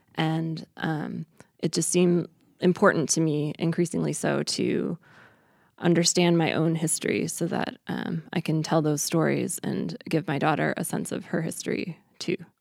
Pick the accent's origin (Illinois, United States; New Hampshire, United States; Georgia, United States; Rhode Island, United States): Illinois, United States; Chicago suburbs; moved away as an adult; also born or lived in Boulder, Colorado; my childhood growing up in the Chicago suburbs